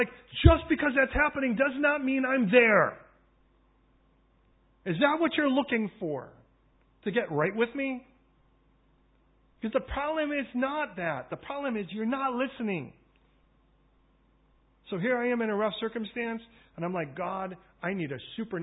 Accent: Chicago, Illinois, United States; now in London, United Kingdom; I come from originally from Chicago. They call it the Windy City.

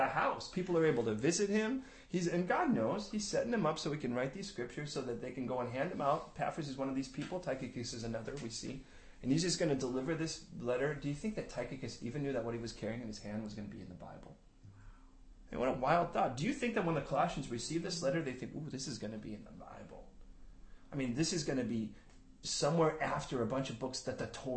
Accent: Chicago, Illinois, United States; moved away; where I grew up in Chicago.

